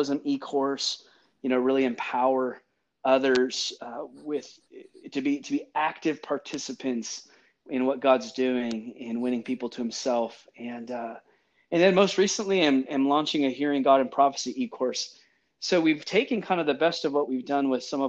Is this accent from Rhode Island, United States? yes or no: no; Central California, United States; moved away as an adult; also born or lived in Seattle, Washington; now in Nashville, United States; I grew up born and raised in California